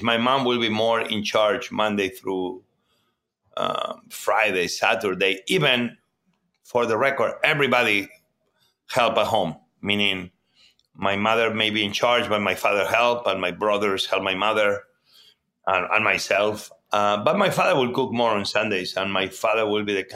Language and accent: English; Barcelona, Catalonia, Spain; born or raised there; English is a second language; moved away as an adult; also born or lived in Mieres, Asturias, Spain / New York, United States; now in Washington, D.C., United States